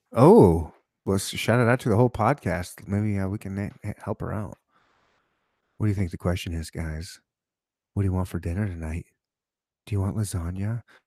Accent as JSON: {"language": "English", "region": "Michigan", "country": "United States", "tie": "born or raised there", "moved": "yes", "lives_now": "Kansas City, United States", "said": "I was born and raised in Michigan, so I'm close to Canada also"}